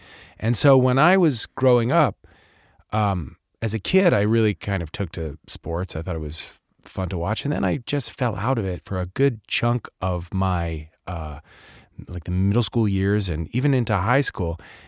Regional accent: East Coast, United States; born there; also born or lived in California / England / Midwest; I was born in the East Coast, but, you know, I then moved to California. I moved around a bunch of places. I've spent a lot of time in England and then the Midwest for, you know, a good chunk of my adolescence.

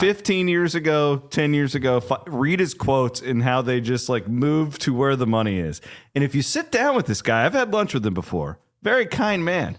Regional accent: Iowa, United States; I'm from Iowa

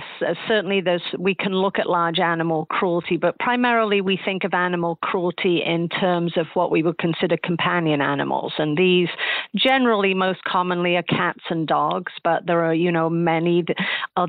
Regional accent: Nottingham, East Midlands, United Kingdom; moved away; I grew up over in England. I grew up in a city called Nottingham

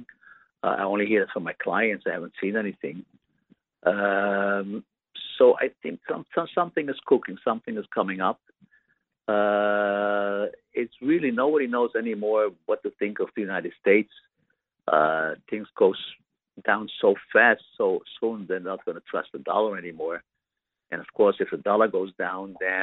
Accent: Amsterdam, North Holland, Netherlands; I'm a Dutch citizen. I'm from Amsterdam

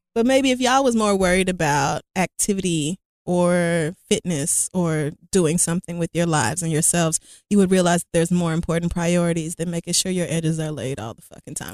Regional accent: United States; I will still be an American citizen, American by birth.

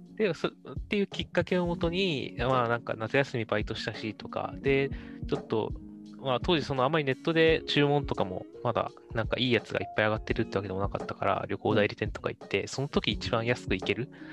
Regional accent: Fukuoka, Japan; now in Tokyo, Japan; 地元福岡なんだけど、福岡市のちょっと都心の方に寄ってたからなのか

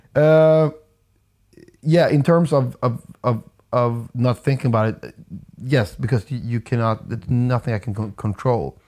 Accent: Umeå, Västerbotten County, Sweden; moved away as an adult; also born or lived in Stockholm; I moved away from from Umeå and like the, the town I grew up

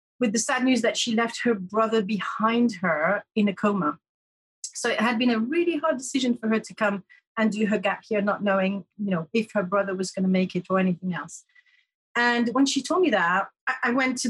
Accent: Paris, Île-de-France, France; English is a second language; also born or lived in Canterbury; I was in a little student room in Paris, because I'm from Paris

